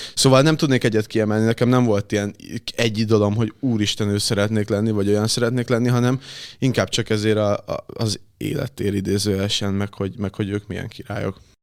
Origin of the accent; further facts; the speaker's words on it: Érd, Pest, Hungary; moved away as an adult; now in Budapest, Hungary; érden nőttem fel. na, talán ott, ott, ott laktam egészen két évvel ezelőttig, utána költöztem most be Pestre önállóan.